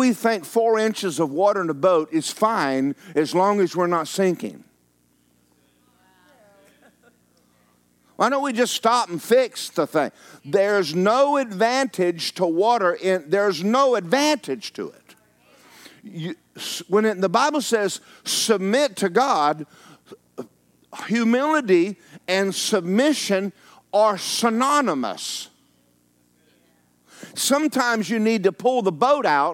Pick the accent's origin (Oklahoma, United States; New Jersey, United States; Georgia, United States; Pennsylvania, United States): Georgia, United States; I'm from Georgia.